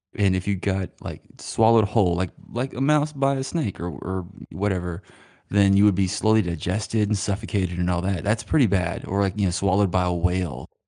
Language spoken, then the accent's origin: English; Stamps, Arkansas, United States; moved away; I'm technically from Stamps